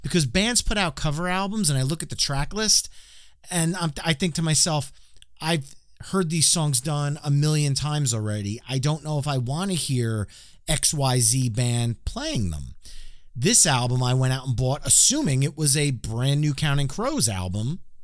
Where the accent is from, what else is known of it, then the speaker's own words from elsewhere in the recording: New Jersey, United States; I'm from New Jersey